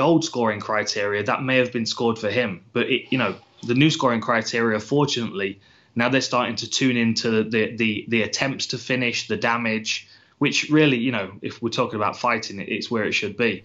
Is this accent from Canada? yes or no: no; United Kingdom